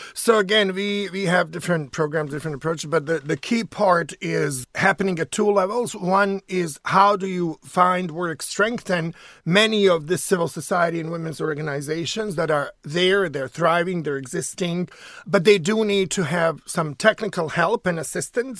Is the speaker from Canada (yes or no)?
no; Sarajevo, Federation of Bosnia and Herzegovina, Bosnia & Herzegovina; now in United States; I'm from Sarajevo, which is the capital city of Bosnia